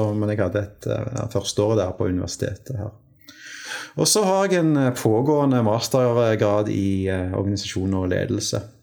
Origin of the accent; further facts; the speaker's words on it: Stavanger, Rogaland, Norway; also born or lived in Tønsberg; jeg er født i Tønsberg. Oi. Uh, men har vel uh, Jeg har vokst opp i Stavanger uh, siden fireårsalderen, og Stavanger-regionen